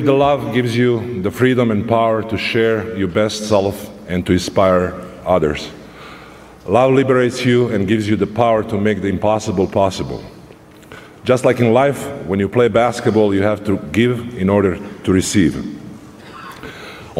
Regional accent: Serbia; moved away; my home country, Serbia.

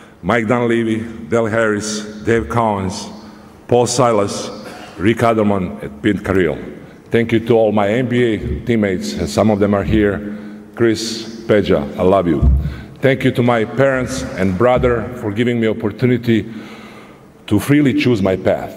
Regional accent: Serbia; moved away; my home country, Serbia.

